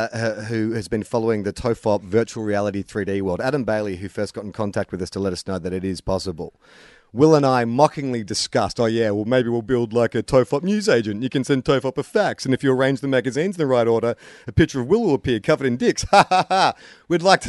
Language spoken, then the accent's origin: English; Adelaide, South Australia, Australia; I'm a nobody from Adelaide who has to pay the mortgage and provide for a family.